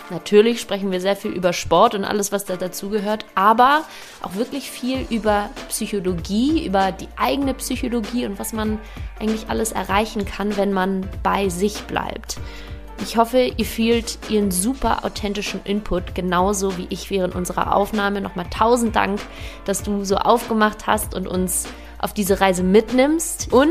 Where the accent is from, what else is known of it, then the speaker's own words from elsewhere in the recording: Hamburg, Germany; moved away as an adult; Dieses Mal aus meiner Heimat Hamburg. Hier habe ich nicht nur die ersten 19 Jahre meines Lebens verbracht